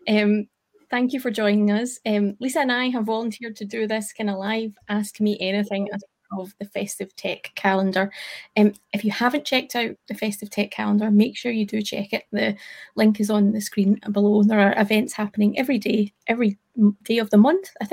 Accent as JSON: {"language": "English", "region": "Scotland", "country": "United Kingdom", "accent": "Scottish", "said": "we speak too quick as Scottish folk"}